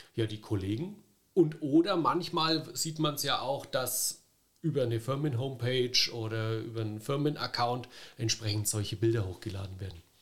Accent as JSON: {"language": "German", "area": "Franconia", "region": "Bavaria", "country": "Germany", "said": "als Franke"}